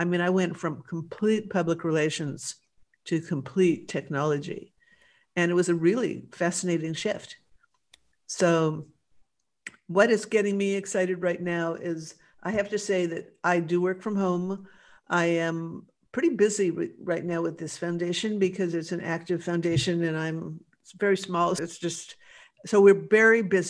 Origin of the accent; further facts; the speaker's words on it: Los Angeles, California, United States; I grew up in West